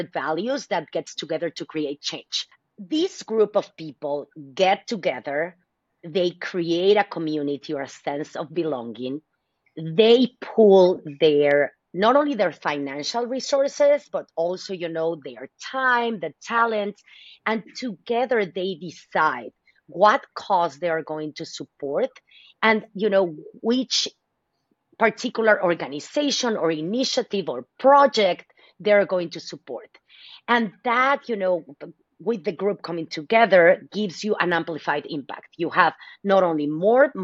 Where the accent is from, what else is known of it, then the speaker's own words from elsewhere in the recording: Mexico City, Mexico; also born or lived in Dallas, Texas; now in San Francisco Bay Area, United States; I am originally from Mexico City. So mm-hmm. as an immigrant, I wanted to give back to my community, right? This is my new country